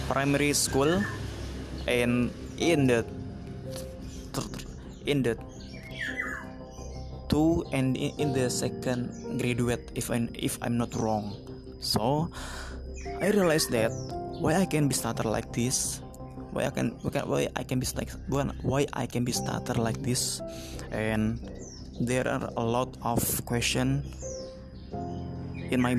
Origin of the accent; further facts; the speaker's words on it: Jakarta, Indonesia; English is a second language; I'm from Indonesia, exactly exactly in Jakarta, but exactly I live in District Tangerang Selatan.